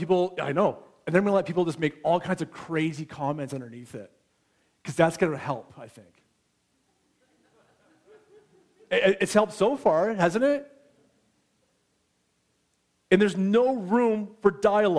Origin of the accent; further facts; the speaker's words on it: United States; now in Canada; I'm American